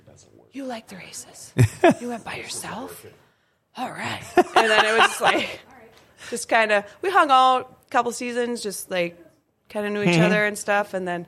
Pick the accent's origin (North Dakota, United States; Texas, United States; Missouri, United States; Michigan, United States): North Dakota, United States; Inkster; I grew up in Inkster.